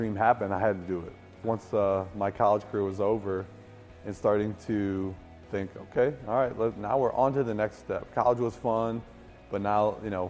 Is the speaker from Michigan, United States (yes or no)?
yes; Livonia, Michigan, United States; I grew up in Livonia, Michigan, a suburb of Detroit, with three brothers